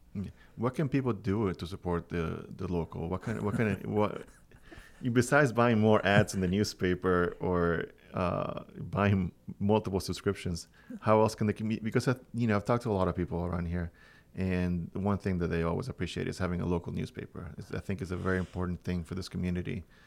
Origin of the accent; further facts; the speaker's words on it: Venezuela; also born or lived in Miami / Los Angeles / Orlando; now in Cornwall, United States; I come from Venezuela, a different country.